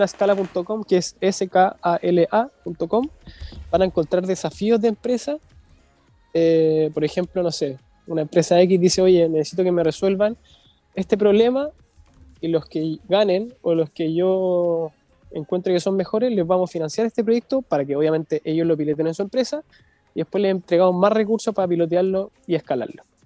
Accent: Viña del Mar, Valparaíso, Chile; Somos nosotros somos de Viña. Estamos acá en, en Viña del Mar

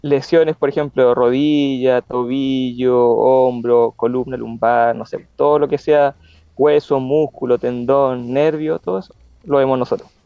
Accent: Concepción, Biobío, Chile; Yo soy de Conce

